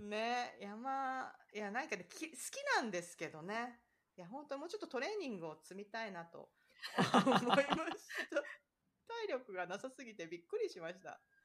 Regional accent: near Shonan, Kanagawa, Japan; now in Florida, United States; 私の実家からすぐなんですよね。

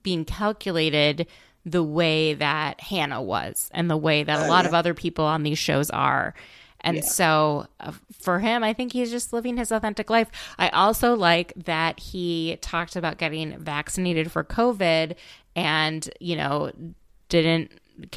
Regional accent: Minnesota, United States; I'm from Minnesota

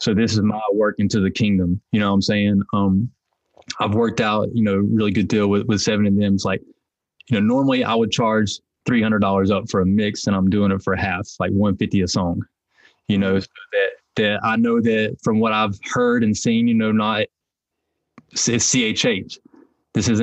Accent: Hickory, North Carolina, United States; I'm from Hickory, North Carolina, which is it's kind of sectioned off, and one of the sections is called Longview. So I'm from Longview, and so growing up, it's a pretty rough

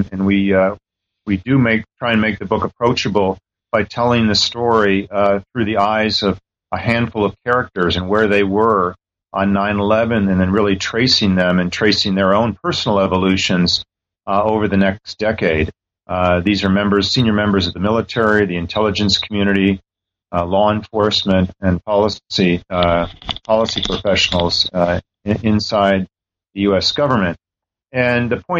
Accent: San Francisco Bay Area, California, United States; now in Washington, D.C., United States; I'm originally from the San Francisco Bay Area

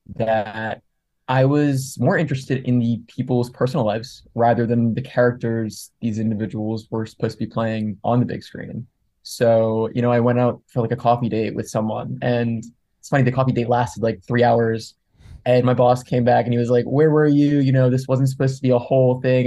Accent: Montgomery County, outside Philadelphia, Pennsylvania, United States; I grew up outside of Philly.

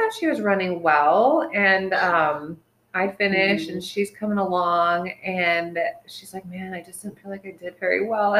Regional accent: Montana, United States; since I'm from Montana

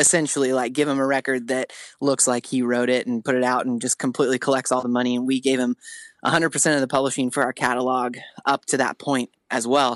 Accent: Spokane, Washington, United States; moved away; I'm from the Northwest

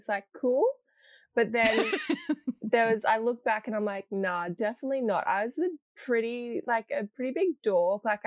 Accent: Ipswich, Queensland, Australia; I've kind of grown up in Ipswich, which is kind of like Yuggera Jaggera country.

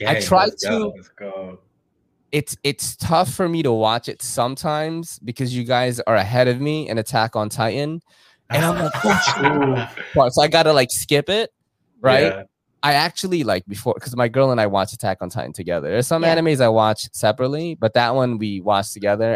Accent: New York City, New York, United States; also born or lived in Philippines / Brooklyn, New York; now in Bronx, New York, United States; all my friends were Korean because I grew up in Woodside, right? And Woodside in Queens is like mad Korean

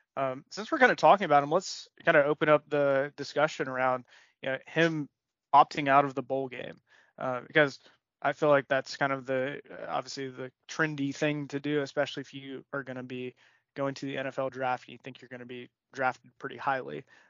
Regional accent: Alabaster, Alabama, United States; So my hometown, Alabaster

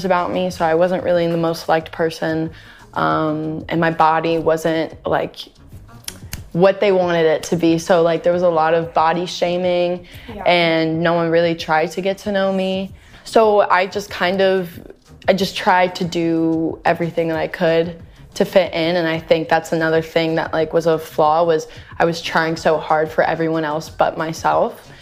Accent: Louisiana, United States; now in Los Angeles, United States; I'm from Louisiana and I grew up there

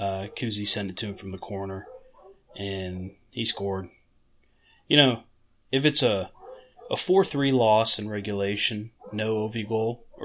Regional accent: near Pittsburgh, Pennsylvania, United States; growing up near Pittsburgh

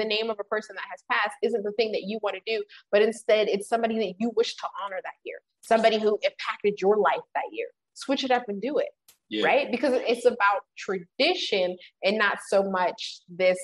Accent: United States; as an American

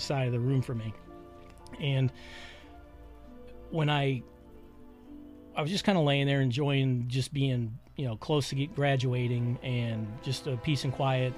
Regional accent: Michigan, United States; moved away as an adult; also born or lived in West Point, New York; I'm from Michigan originally

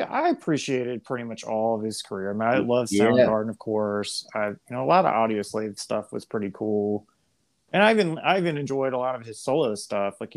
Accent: Virginia, United States; I'm from Virginia

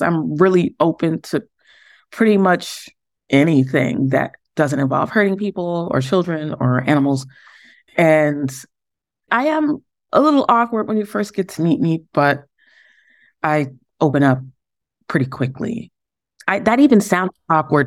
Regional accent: New York City, New York, United States; also born or lived in Harlem; We grew up in the Bronx together

